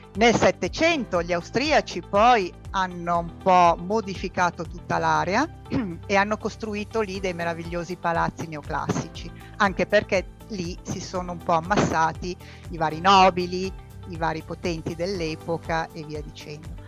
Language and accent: Italian; Milan, Lombardy, Italy; io sono di Milano, sono milanese doc da tre generazioni